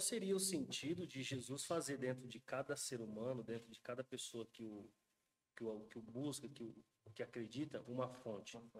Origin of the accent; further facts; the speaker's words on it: Brazil; nós que somos brasileiros